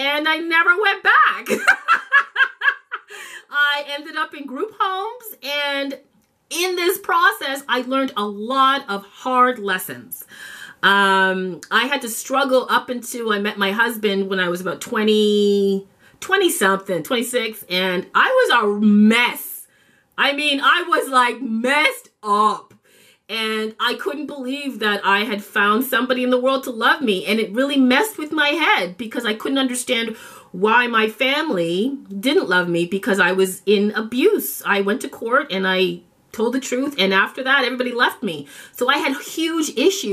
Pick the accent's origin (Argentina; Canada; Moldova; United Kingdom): Canada; Toronto, Ontario; also born or lived in Jamaica; I grew up in Toronto, Canada